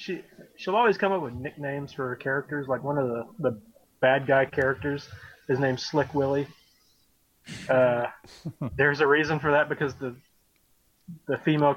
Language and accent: English; the South, United States; accent: Southern; I can only do Southern because I'm Southern.